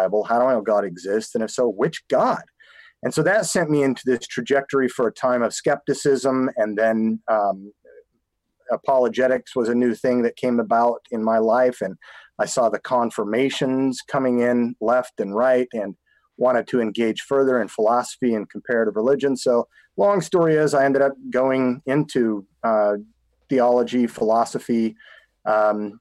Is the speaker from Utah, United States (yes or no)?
yes; Salt Lake City, Utah, United States; also born or lived in California; I come from a background in Salt Lake City, Utah